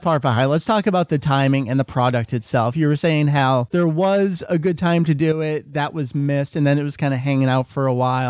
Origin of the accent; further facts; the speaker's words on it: United States; I mean, we're coming from the American perspective over here